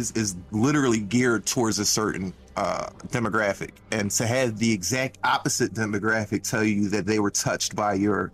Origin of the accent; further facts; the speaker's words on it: Philadelphia, Pennsylvania, United States; I'm from Philly